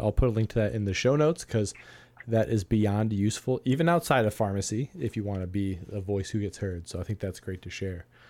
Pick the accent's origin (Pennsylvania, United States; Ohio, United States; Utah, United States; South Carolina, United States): Ohio, United States; here in my home state of Ohio